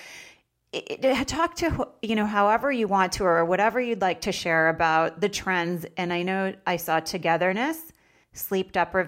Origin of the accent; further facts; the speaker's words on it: Vermont, United States; moved away; I'm in Palm Springs today, and I'm freezing. So I don't know how I grew up in Vermont.